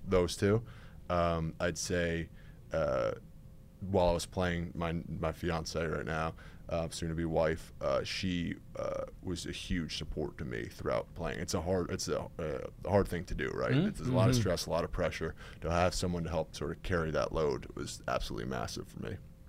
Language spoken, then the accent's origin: English; New York, United States; So I grew up in Westchester, New York, so suburbs in New York City. It's not really like football country.